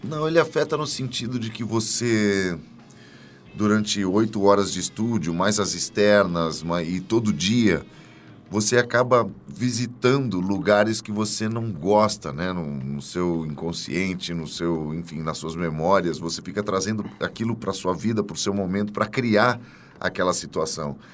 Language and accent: Portuguese; São Paulo, Brazil; also born or lived in Juquitiba; Eu nasci em São Paulo, morei mu em muitos lugares aqui